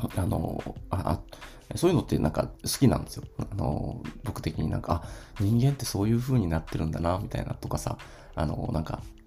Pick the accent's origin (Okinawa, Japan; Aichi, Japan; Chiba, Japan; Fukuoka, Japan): Okinawa, Japan; Ishigaki; 僕はですね、あの、沖縄の石垣島出身なんですけど